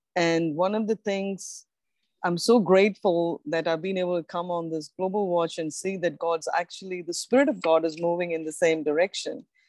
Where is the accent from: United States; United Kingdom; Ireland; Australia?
Australia; I'm from Australia. We are in Australia